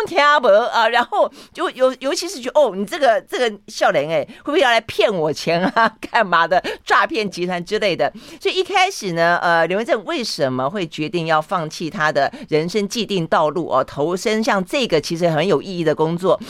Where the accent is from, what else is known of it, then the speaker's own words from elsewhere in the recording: Tainan, Taiwan; 这个台南是我老家